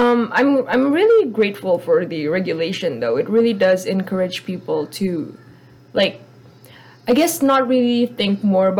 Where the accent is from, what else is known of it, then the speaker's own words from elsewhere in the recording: Indonesia; I'm from Indonesia